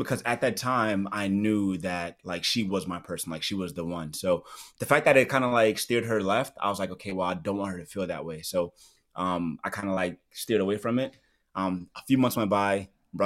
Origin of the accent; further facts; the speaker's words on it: New York City, New York, United States; moved away as an adult; also born or lived in Okinawa, Japan / Escondido, California / Oceanside, California; I'm born and raised in Brooklyn, New York